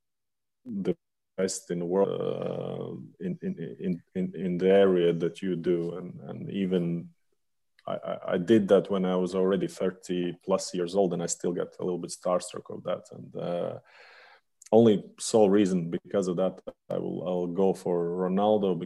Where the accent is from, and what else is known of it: Latvia